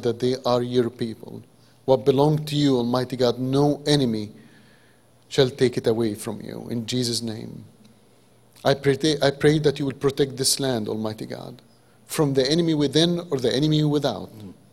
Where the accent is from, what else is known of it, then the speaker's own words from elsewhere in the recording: Egypt; English is a second language; moved away; as an Egyptian